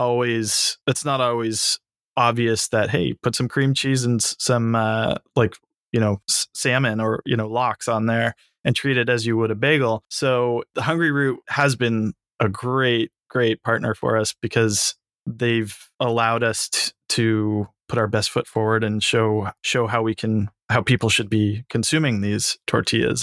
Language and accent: English; San Francisco, California, United States; I grew up in San Francisco